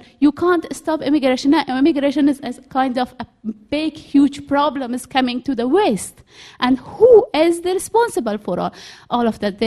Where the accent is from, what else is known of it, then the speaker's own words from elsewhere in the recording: Afghanistan; now in United Kingdom; I'm from Afghanistan.